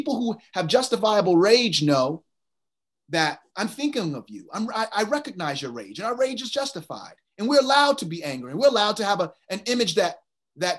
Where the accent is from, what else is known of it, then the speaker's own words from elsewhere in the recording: Virginia, United States; I'm from Virginia